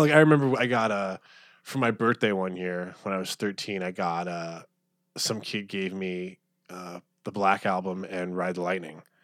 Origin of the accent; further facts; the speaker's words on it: Phoenix, Arizona, United States; moved away as an adult; also born or lived in New York / Pittsburgh; I grew up in Phoenix